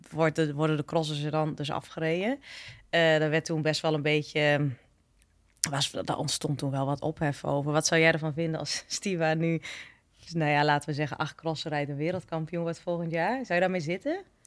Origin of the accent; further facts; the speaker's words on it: eastern Netherlands, Netherlands; ik kom uit het oosten